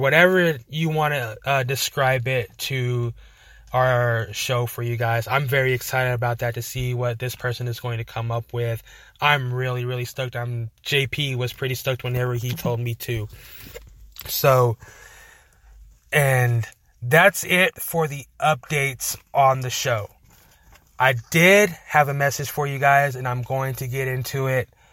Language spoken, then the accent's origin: English; Amarillo, Texas, United States; we're from Amarillo